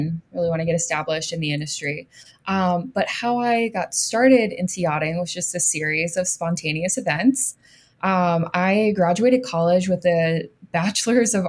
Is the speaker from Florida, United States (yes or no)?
yes; Florida, United States; moved away as an adult; I grew up in Florida